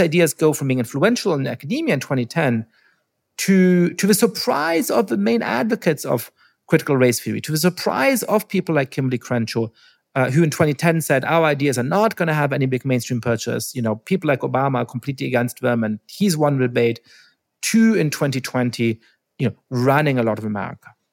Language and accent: English; Germany; when I was growing up in Germany